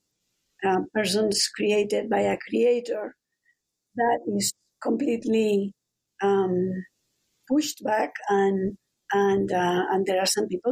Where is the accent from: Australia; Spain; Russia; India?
Spain; Madrid, Community of Madrid; moved away as an adult; also born or lived in Los Angeles, United States; now in Ohio, United States; I'm from Madrid